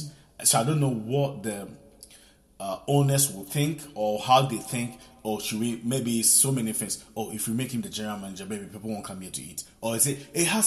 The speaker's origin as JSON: {"language": "English", "country": "Italy", "tie": "born or raised there", "also_born_or_lived": "Ghana", "moved": "as an adult", "lives_now": "England", "said": "what I experienced as a child growing up in Italy"}